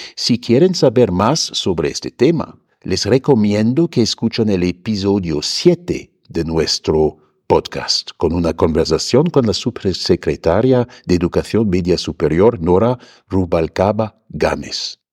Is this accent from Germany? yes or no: yes; Germany; moved away as an adult; now in Mexico City, Mexico; echo de menos a mi tierra